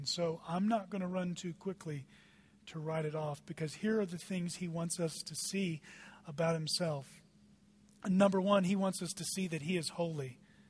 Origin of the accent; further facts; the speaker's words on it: Dallas, Texas, United States; now in Eagle, United States; I come from Dallas. There are traffic jams, and it's daily. Dallas is a traffic jam.